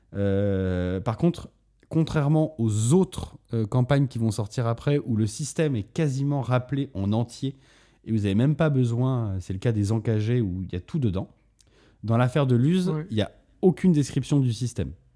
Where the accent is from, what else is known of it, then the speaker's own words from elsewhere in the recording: Bordeaux, Nouvelle-Aquitaine, France; à la base, on vient de Bordeaux avec Antoine